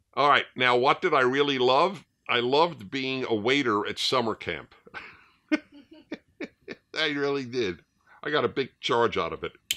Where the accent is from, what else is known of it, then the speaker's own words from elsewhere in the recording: New York City, New York, United States; I grew up in New York City, in Brooklyn